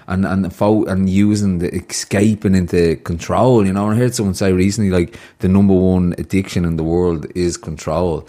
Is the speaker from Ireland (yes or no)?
yes; Ireland; the Irish culture thing of growing up in Wyham